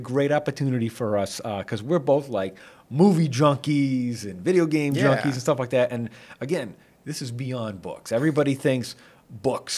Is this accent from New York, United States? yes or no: no; Shrewsbury, Massachusetts, United States; I grew up here in Shrewsbury, and I grew up here going to the old school